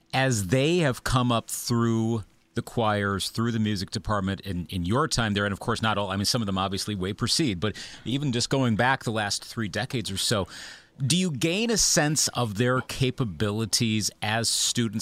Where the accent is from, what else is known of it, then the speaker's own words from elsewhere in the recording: Eau Claire, Wisconsin, United States; my hometown of Eau Claire, Wisconsin